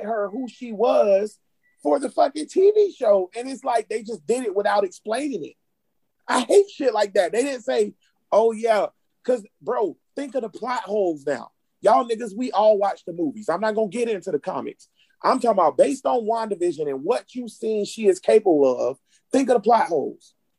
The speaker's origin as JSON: {"language": "English", "town": "Jacksonville", "region": "Florida", "country": "United States", "said": "I'm from Grand Park, nigga, Jacksonville, Florida, nigga, Duval"}